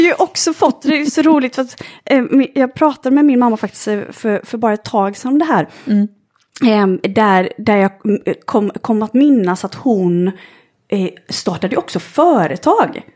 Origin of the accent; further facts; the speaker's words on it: Jönköping, Jönköping County, Sweden; moved away as an adult; also born or lived in Stockholm; Jag föddes i Jönköping i, i Småland för 35 år sedan. Mm. Och eh, har vuxit upp